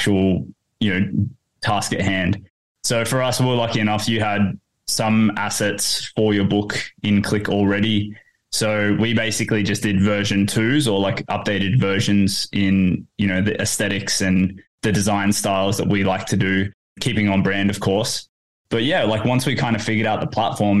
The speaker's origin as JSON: {"language": "English", "town": "Port Hedland", "region": "Western Australia", "country": "Australia", "tie": "born or raised there", "moved": "as an adult", "lives_now": "Perth, Australia", "said": "I grew up in Port Hedland"}